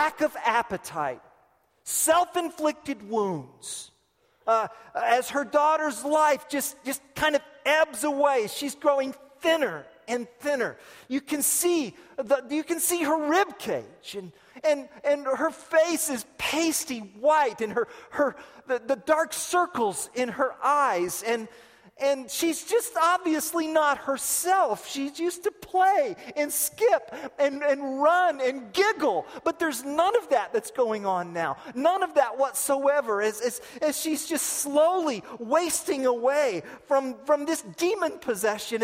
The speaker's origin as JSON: {"language": "English", "country": "United States", "said": "I'm an American"}